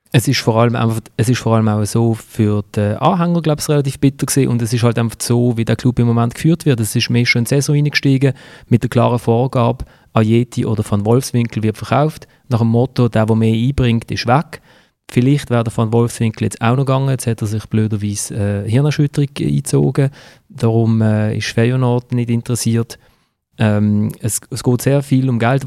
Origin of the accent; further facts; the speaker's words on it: Basel, Basel-Stadt, Switzerland; als Basler, wo in der Nazi B groß geworden ist